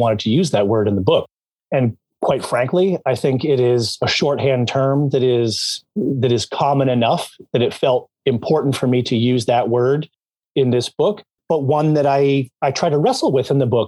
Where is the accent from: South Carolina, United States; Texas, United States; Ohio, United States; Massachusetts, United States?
Massachusetts, United States; outside of Boston; I grew up outside of Boston